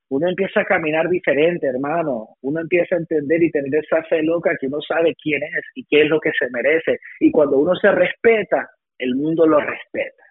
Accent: West New York, New Jersey, United States; producto de un inmigrante, familia salvadoreña, nacido en West New York, New Jersey

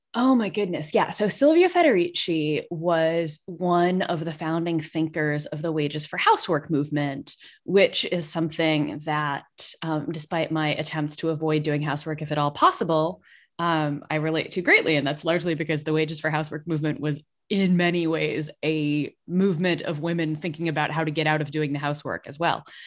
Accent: Massachusetts, United States; I grew up in Massachusetts

